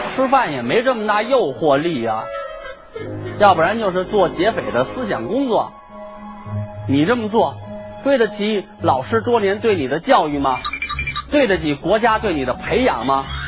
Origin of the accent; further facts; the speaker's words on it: Beijing, China; 这是咱们北京人的传统